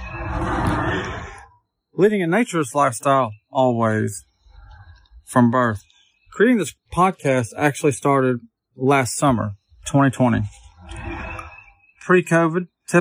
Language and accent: English; Arkansas, United States; my home state of Arkansas